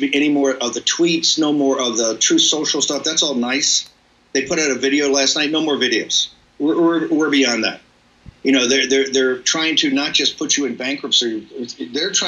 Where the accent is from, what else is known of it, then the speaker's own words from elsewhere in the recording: Richmond, United States; as a kid growing up, as an Irish Catholic kid in Richmond.